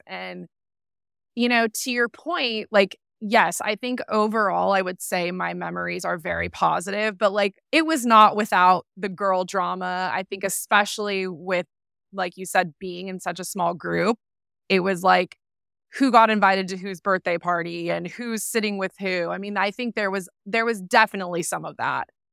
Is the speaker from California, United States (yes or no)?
yes; San Clemente, California, United States; So I grew up in San Clemente, California, little beach town um, near Laguna